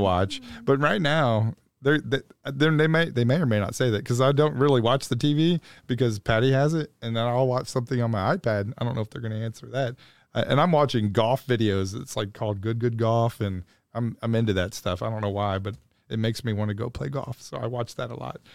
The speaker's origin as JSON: {"language": "English", "town": "Dayton", "region": "Ohio", "country": "United States", "tie": "born or raised there", "moved": "as an adult", "lives_now": "Louisville, United States", "said": "I'm originally from Dayton, Ohio. I went to a public school in Dayton, Ohio"}